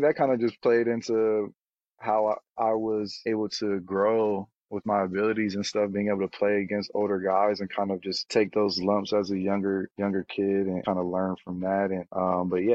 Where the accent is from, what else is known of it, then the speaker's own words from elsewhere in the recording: Santa Monica, California, United States; moved away as an adult; also born or lived in Encino, California / Charlottesville, Virginia / France; I'm from Santa Monica, California. Went to Crespi High School in Encino, California